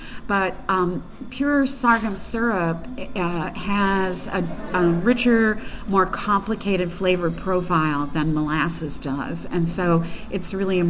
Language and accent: English; Louisville, Kentucky, United States; I don't have an accent, but that was an oddity in my family. We were all born in Eastern Kentucky. I grew up more in Louisville, so I probably lost a lot of the accent then.